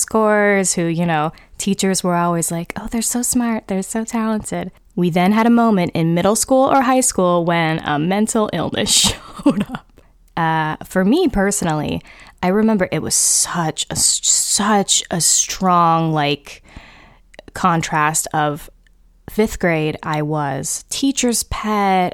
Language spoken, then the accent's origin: English; California, United States; growing up in California